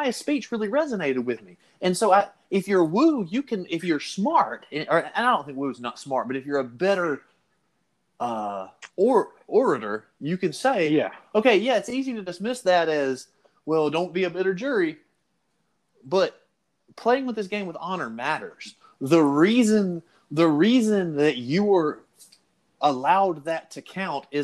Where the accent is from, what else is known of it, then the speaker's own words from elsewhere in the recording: the South, United States; we're both from the South